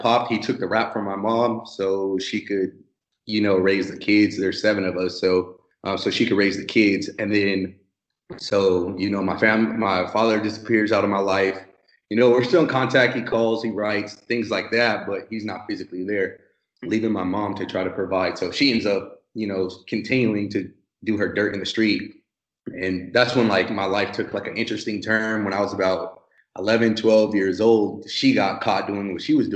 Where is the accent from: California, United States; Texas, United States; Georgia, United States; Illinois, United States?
California, United States; San Bernardino; moved away as an adult; I'm from San Bernardino, California